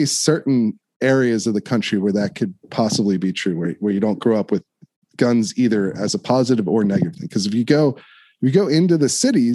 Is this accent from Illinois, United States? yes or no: no; Downingtown, Pennsylvania, United States; I grew up in Chester County, Downingtown, Westchester area